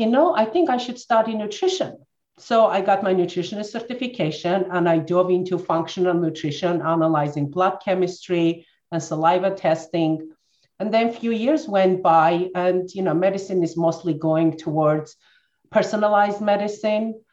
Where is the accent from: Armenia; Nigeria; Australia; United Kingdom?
Armenia; moved away as an adult; I'm born and raised in Armenia, former Soviet Union. That's where I finished my college.